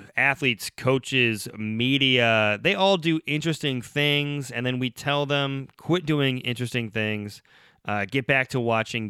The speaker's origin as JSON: {"language": "English", "town": "Oxford", "region": "Ohio", "country": "United States", "tie": "born or raised there"}